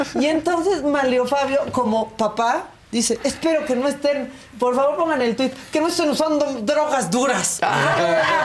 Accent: Mexico; somos mexicanos a prueba de todo

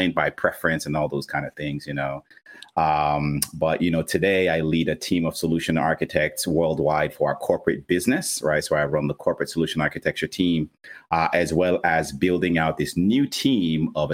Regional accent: Nigeria; I'm actually Nigerian. So I was born and raised in Nigeria

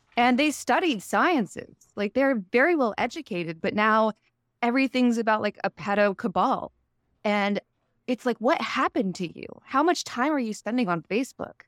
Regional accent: Texas, United States; moved away; I grew up in Texas

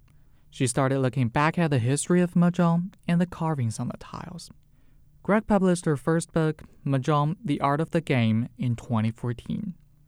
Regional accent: China; now in New York City, United States; I grew up in China, I play mahjong, I think I'm good at it

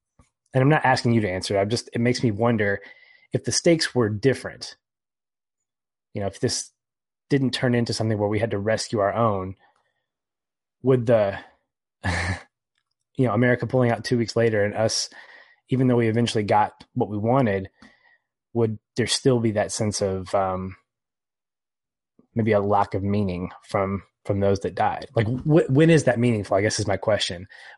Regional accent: United States; because I'm an American.

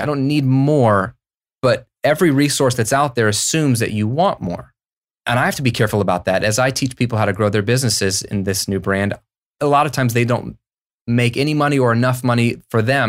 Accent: United States; also born or lived in Virginia / Florida; as an American

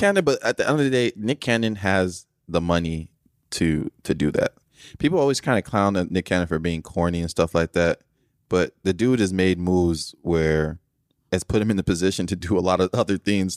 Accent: Nigeria; I'm from Nigeria

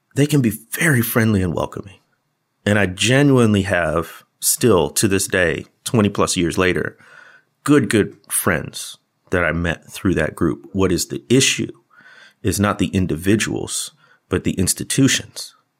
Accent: Midwest, United States; these two Midwest guys grown up black

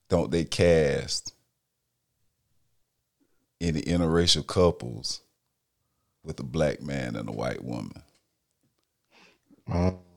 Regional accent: the South, United States; Growing up in the South, when we did, that was taboo.

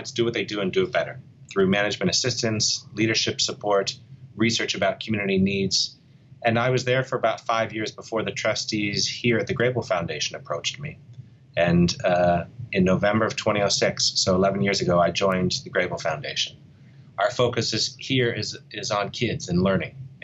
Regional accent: Pittsburgh, Pennsylvania, United States; moved away as an adult; my hometown of Pittsburgh

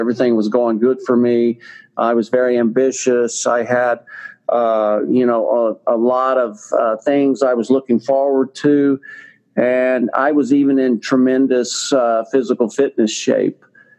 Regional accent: Texas, United States; accent: Texas drawl; I am a Texan. You can probably tell from my little bit of my Texas drawl that I've got left, but I was living in Texas and north of Houston, Texas

